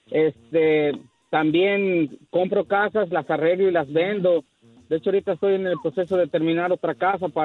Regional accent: Mexico; moved away; hace 15, 16 años me vine de México para acá con la finalidad de ayudar a, mi familia.

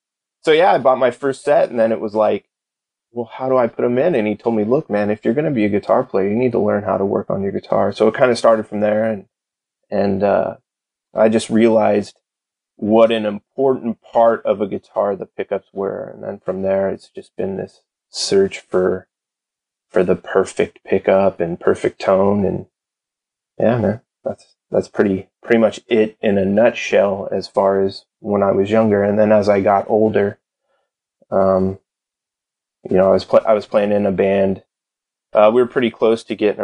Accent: Redwood City, California, United States; In the city I grew up in, it's a place called Redwood City.

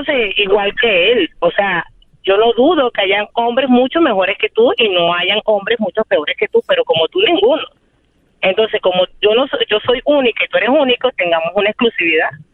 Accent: Venezuela; moved away as an adult; now in Chicago, United States; Soy venezolana y tengo un año y medio viviendo en Chicago

